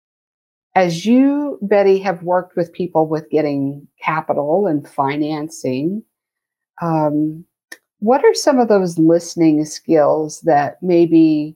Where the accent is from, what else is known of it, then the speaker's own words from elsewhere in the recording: Kansas, United States; moved away as an adult; coming back to my hometown in Kansas